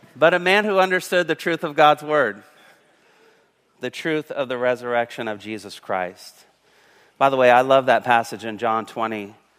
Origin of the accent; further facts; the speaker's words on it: Covington, Indiana, United States; moved away; also born or lived in Illinois / California; when I was at Covington Middle School and Covington High School and my little town in Indiana, Covington, Indiana